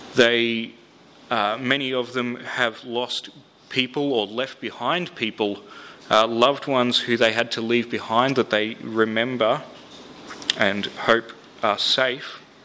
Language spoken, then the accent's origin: English; Melbourne, Victoria, Australia; I grew up in Melbourne.